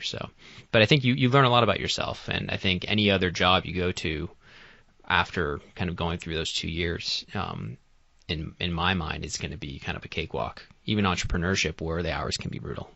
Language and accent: English; Boston, Massachusetts, United States; I'm originally from the Boston area. I grew up in Massachusetts my whole life